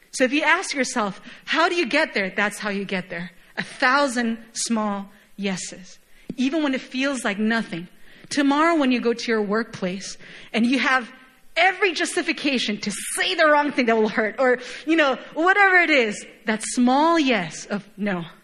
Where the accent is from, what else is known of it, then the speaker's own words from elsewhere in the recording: Chile; moved away; Even when I go back home, I, my, my hometown is home nation is Chile, very, very far, literally on the other side of the globe.